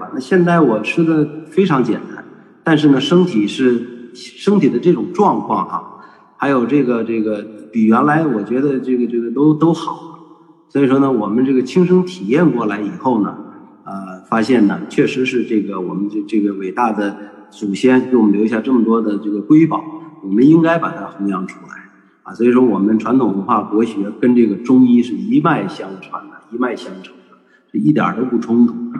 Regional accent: China; 只要我们中国人有这样的高维智慧的话，我们一定能把这个。

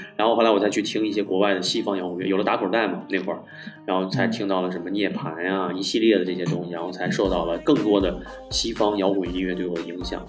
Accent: Shijiazhuang, Hebei, China; moved away as an adult; also born or lived in Canada; now in Beijing, China; 在那儿出生，在那儿长大，一直到大学

